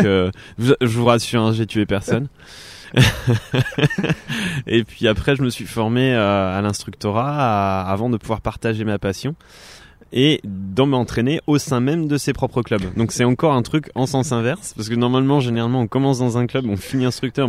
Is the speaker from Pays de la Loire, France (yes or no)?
no; Thonon-les-Bains, Auvergne-Rhône-Alpes, France; moved away as an adult; now in Annecy, France; je suis originaire de Tonon-les-Bains où et maintenant je vis à Annecy depuis 2011